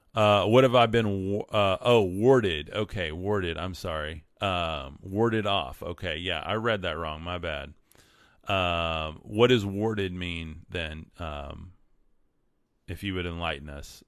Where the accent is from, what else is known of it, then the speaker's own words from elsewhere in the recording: West Texas, United States; I'm from West Texas